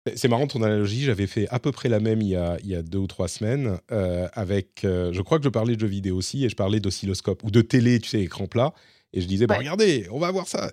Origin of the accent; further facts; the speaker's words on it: France; chez nous en France